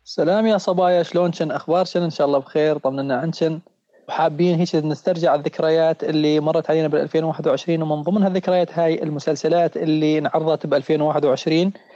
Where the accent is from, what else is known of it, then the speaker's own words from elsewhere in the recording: Syria; also born or lived in Lebanon; احنا كسوريين